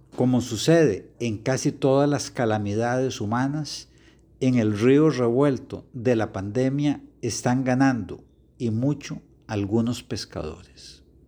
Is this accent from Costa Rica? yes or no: yes; Costa Rica